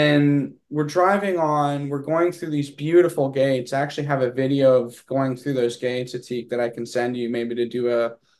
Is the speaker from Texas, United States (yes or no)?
yes; Texas, United States; accent: southern drawl; I think also we're both from Texas. So there may be a little bit of an overlap